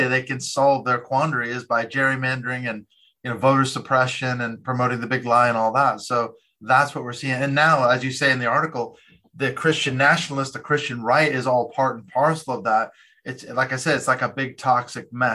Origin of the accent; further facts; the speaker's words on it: Seattle, Washington, United States; in my hometown of Seattle, Washington